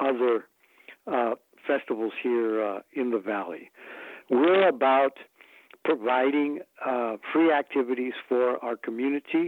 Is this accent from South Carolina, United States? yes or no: no; Mesa, Arizona, United States; we grew up here in Mesa, Arizona, and very near to the Yaqui community and Akimelatam community